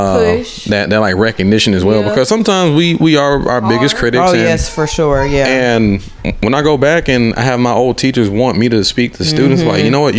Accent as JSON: {"language": "English", "area": "Clayton County, south side of Atlanta", "region": "Georgia", "country": "United States", "tie": "born or raised there", "said": "I'm from Clayton County, south side of Atlanta."}